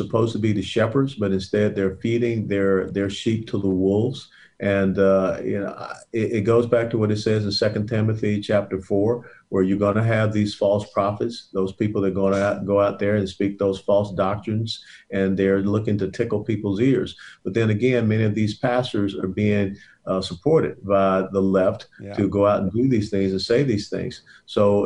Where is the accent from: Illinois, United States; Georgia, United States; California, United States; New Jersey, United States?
Georgia, United States; Atlanta; moved away; also born or lived in Texas; I was born and raised in Atlanta, Georgia, as well as Herman